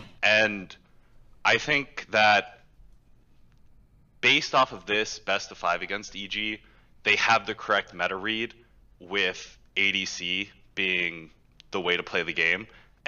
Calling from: Houston, Texas, United States; Houston, Texas.

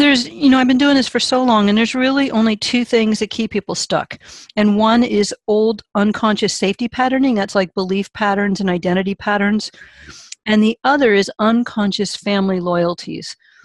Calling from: California, United States; California, a little bit north of San Francisco, up in the redwoods and orchards.

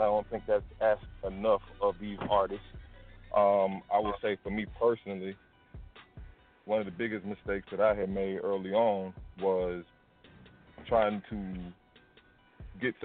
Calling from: College Park, Georgia, United States; I'm calling from College Park, Georgia

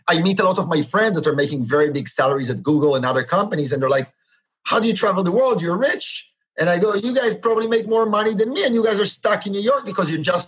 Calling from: Berlin, Germany; I am calling from Berlin. That's correct.

